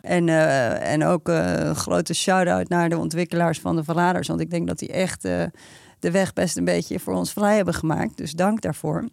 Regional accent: Netherlands; als Nederlanders

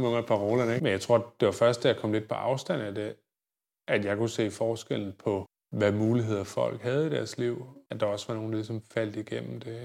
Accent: Viborg, Central Denmark Region, Denmark; moved away; jeg boede med i Viborg, hvor jeg voksede op

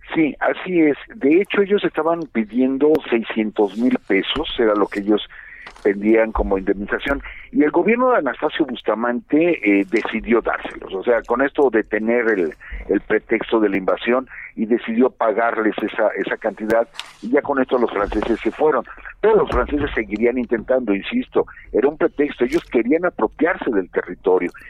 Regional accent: Mexico; nosotros como mexicanos

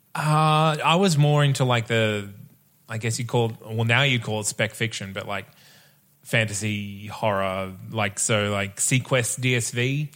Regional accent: Bundaberg, Queensland, Australia; I grew up in Bundaberg

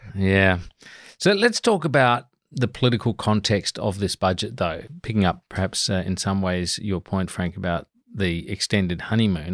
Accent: Adelaide Hills, South Australia, Australia; now in Canberra, Australia; I grew up in wine country in the Adelaide Hills

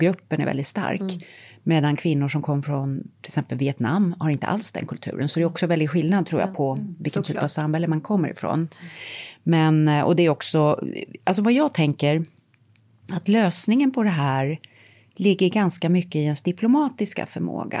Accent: Sweden; moved away; Jag har bott utomlands halva mitt liv mm. och ehm, älskar Sverige naturligtvis. Det är mitt hemland.

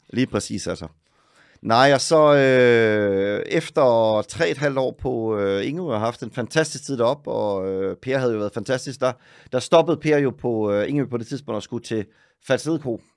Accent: Søllested, Zealand, Denmark; moved away as an adult; now in Oslo, Norway; Jeg er fra Søllested

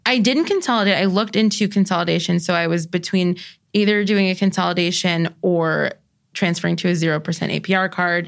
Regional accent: New York, United States; I'm a New Yorker

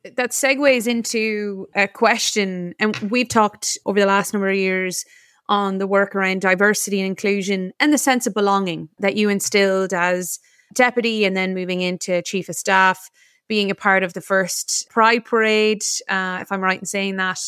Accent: United States; now in Ireland; as an American born

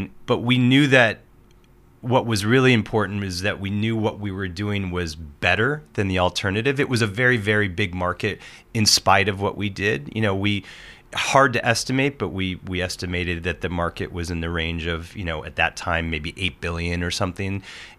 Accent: Portland, Oregon, United States; When I moved to Oregon, I'm from Portland, Oregon. Moved there when I was a, you know, freshman

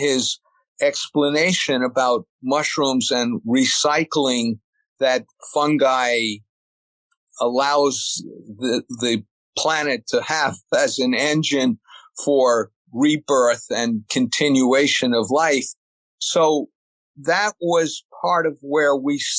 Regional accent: New York City suburbs, United States; I was born in New York City, and then my parents, we moved up to the suburb or out to the suburbs

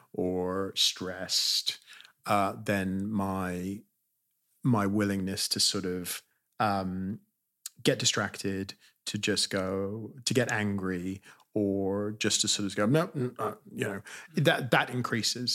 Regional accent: California, United States; also born or lived in Britain; now in United Kingdom; I grew up in California

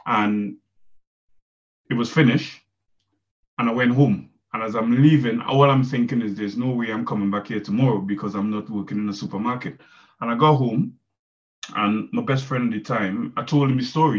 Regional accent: Trinidad & Tobago; moved away as an adult; I'm from Trinidad and Tobago

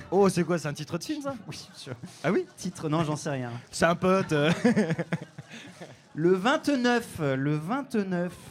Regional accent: Lille, Hauts-de-France, France; born there; Oui, je suis né à Lille. tout à fait.

